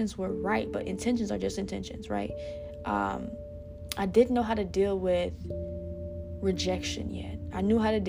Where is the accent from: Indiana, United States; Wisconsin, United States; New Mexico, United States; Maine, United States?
Indiana, United States; South Bend; I know my hometown so well